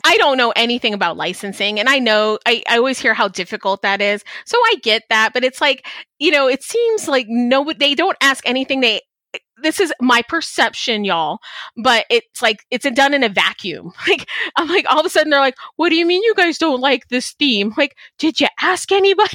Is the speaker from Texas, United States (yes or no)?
yes; Texas, United States; also born or lived in Chicago, Illinois; my family is from Chicago. I was born there. I grew up in Texas